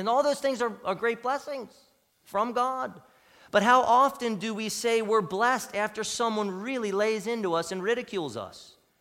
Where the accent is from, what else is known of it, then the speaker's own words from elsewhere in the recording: United States; as American Christians